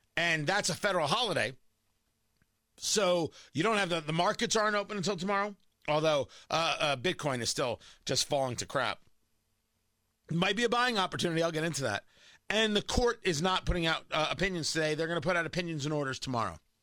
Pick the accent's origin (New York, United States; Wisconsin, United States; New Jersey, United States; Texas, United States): New Jersey, United States; Middletown; I grew up in Jersey, right? I grew up in Middletown